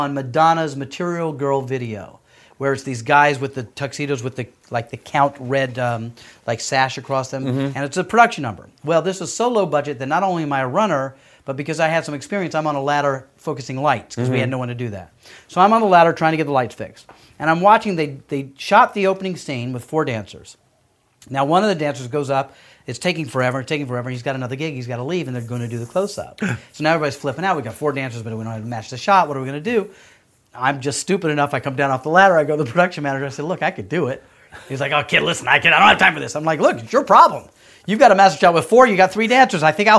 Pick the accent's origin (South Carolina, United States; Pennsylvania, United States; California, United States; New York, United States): South Carolina, United States; I came from South Carolina.